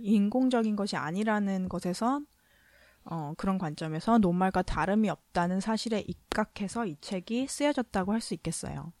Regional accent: South Korea; 제가 한국 사람이니까

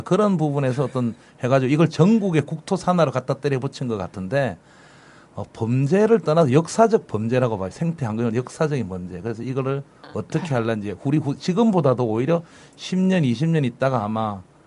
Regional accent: Busan, South Korea; moved away; also born or lived in New York; 고향 부산입니다

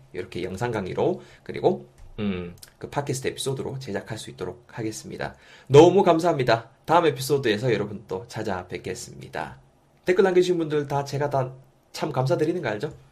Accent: South Korea; accent: strong dialect (saturi)

